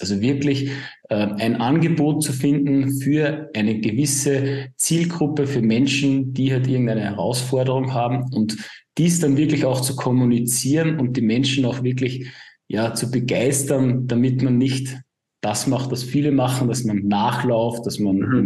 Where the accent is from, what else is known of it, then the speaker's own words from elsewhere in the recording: Upper Austria, Austria; komme aus dem wunderschönen Oberösterreich. Man hört es vielleicht auch ein bisschen an meinen Akzent.